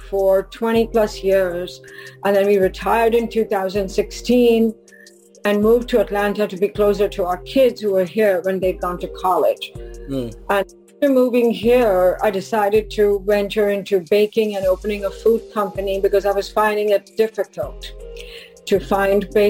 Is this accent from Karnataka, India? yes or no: no; Mumbai, Maharashtra, India; Bombay, which is now Mumbai.